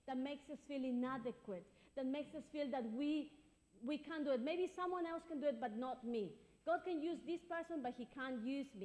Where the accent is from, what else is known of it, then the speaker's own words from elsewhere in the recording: Ecuador; now in London, United Kingdom; I'm from Ecuador. That's my country of birth